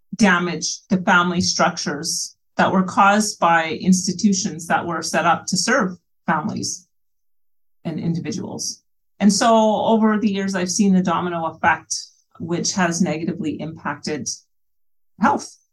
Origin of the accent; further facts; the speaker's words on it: British Columbia, Canada; also born or lived in Sucker Creek First Nation, Alberta; now in New Brunswick, Canada; I'm from British Columbia.